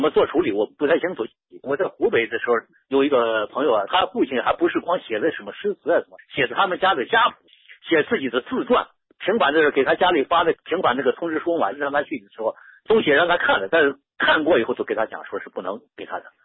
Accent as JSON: {"language": "Chinese", "town": "Xi'an", "region": "Shaanxi", "country": "China", "tie": "born or raised there", "also_born_or_lived": "Lingshi, Shanxi", "moved": "as an adult", "lives_now": "Upstate New York, United States", "said": "我出生在陕西的西安，老家是山西灵石的"}